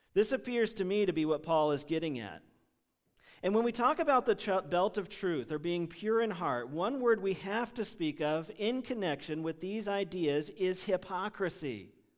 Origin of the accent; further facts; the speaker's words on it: United States; English-speaking Americans